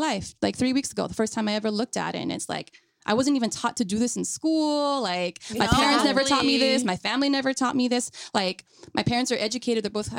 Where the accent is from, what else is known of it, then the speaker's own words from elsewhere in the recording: Salinas, California, United States; moved away as an adult; I'm from Salinas, right? I left for 10 years and I'm back because I was laid off from COVID and living with my family